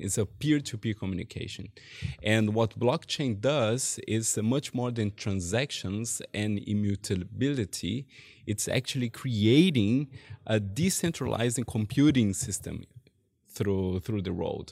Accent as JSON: {"language": "English", "country": "Brazil", "moved": "as an adult", "lives_now": "Germany", "said": "I'm from Brazil, and, uh, I came to Germany eight years ago"}